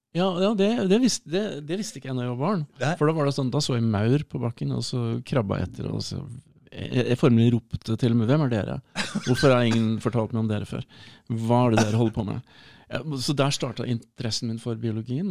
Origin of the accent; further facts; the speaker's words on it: Hamar, Innlandet, Norway; moved away; also born or lived in Burundi / United States; rundt Hamar